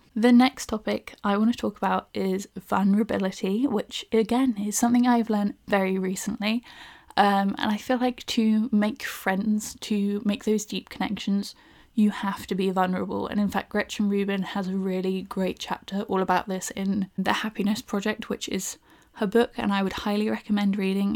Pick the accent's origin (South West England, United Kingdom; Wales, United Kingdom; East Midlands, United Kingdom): South West England, United Kingdom; Bournemouth; now in London, United Kingdom; I'm originally from Bournemouth, so I currently live in London